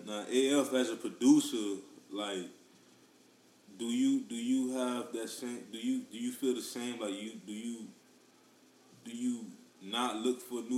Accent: Miami, Florida, United States; I'm still from Miami

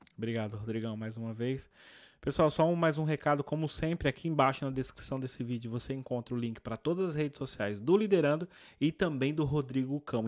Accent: Brazil; eu gosto de dizer que eu sou brasileiro

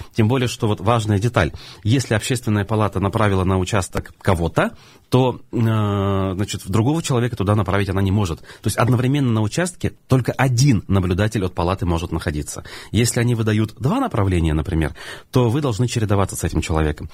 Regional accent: Baltachevsky District, Bashkortostan, Russia; Я как выходец из Болтачевского района, который как минимум три года там прожил, в старшей школе, учился

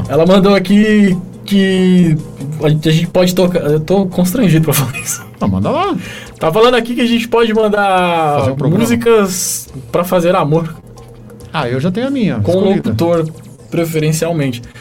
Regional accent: Minas Gerais, Brazil; Sempre provocação comigo, que sou mineirinho, né, torcer pro Cruzeiro.

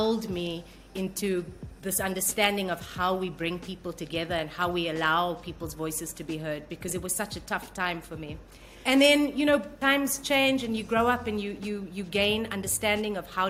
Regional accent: South Africa; moved away as an adult; now in Singapore; I was born in the 70s in South Africa, which was pretty much the height of apartheid

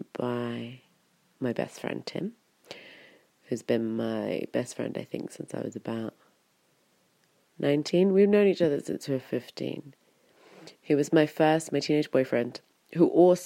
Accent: Wiltshire, South West England, United Kingdom; moved away as an adult; also born or lived in London / Berlin; It's a very small town that I come from. Well, it's actually in town size, it's not that small. It's 10,000, I think. But it's very kind of rural and very English in Wiltshire.

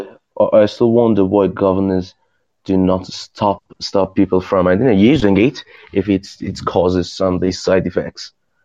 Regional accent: Tehran, Tehran Province, Iran; English is a second language; I'm talking from Oriental country like Iran

